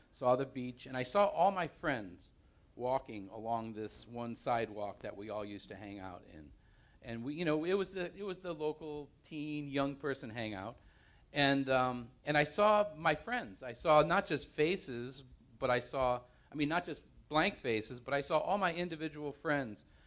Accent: New Haven, Connecticut, United States; moved away as an adult; also born or lived in California; I grew up in New Haven, and I became a Christian in New Haven, um, moved to California when I was twenty-five

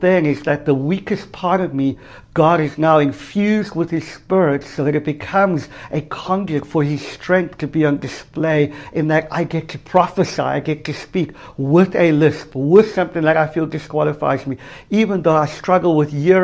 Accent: South Africa; moved away; I grew up in South Africa, in apartheid South Africa for the first half of my life

